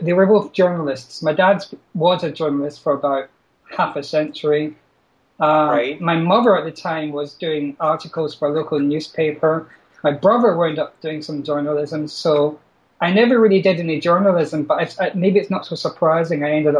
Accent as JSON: {"language": "English", "town": "Glasgow", "region": "Scotland", "country": "United Kingdom", "said": "I come from Glasgow in Scotland."}